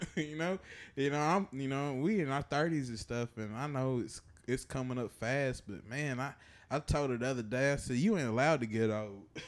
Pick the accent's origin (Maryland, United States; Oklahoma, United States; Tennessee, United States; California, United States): Tennessee, United States; Chattanooga; growing up in Chattanooga, we had this place called Central Park